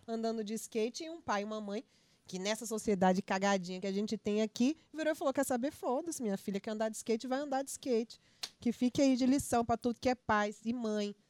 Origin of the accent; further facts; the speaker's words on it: Espírito Santo, Brazil; moved away; also born or lived in Rio de Janeiro; eu sou capixaba